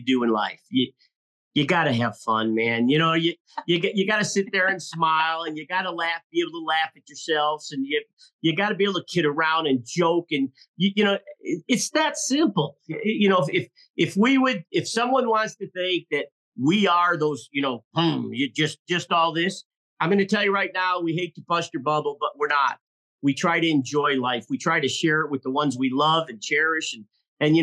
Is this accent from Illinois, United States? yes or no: yes; Illinois, United States; moved away as an adult; also born or lived in Southern Colorado; now in Colorado, United States; we were born and raised in Illinois